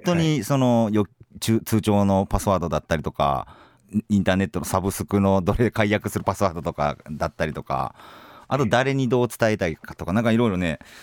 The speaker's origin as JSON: {"language": "Japanese", "area": "Kansai", "region": "Osaka", "country": "Japan", "tie": "born or raised there", "moved": "yes", "lives_now": "Tokyo, Japan", "said": "僕そのまあ、大阪が関西出身なんですけど"}